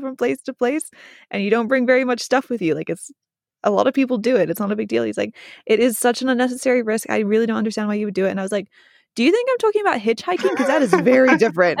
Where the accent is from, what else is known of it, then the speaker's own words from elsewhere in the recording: United States; I grew up in the United States